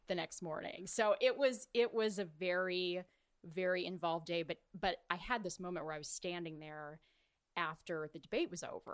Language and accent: English; Orange County, California, United States; I grew up in Orange County.